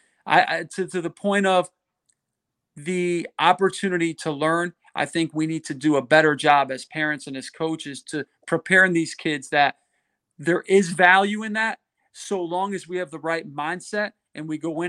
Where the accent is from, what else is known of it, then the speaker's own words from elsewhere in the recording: Connecticut, United States; I grew up in Connecticut in the Northeast playing baseball.